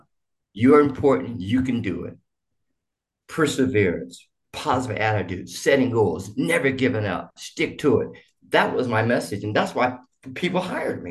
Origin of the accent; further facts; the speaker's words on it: Boise, Idaho, United States; also born or lived in Tyler, Texas; I grew up in, of all places, Idaho